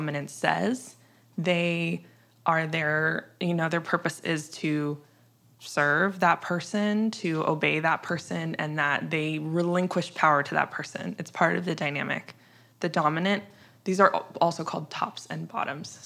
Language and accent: English; Midwest, United States; I'm from the middle of the country. I'm from the Midwest